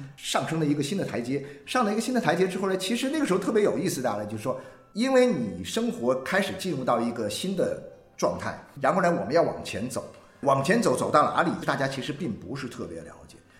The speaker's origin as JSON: {"language": "Chinese", "country": "China", "said": "我们嗯。中国人其实跟全世界人民都一样"}